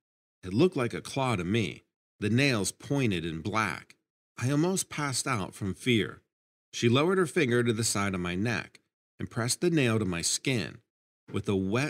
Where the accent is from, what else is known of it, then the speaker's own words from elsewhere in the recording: Ashland, Nebraska, United States; I grew up in Ashland, Nebraska, which is a small town about a half hour from Omaha. I was an only child.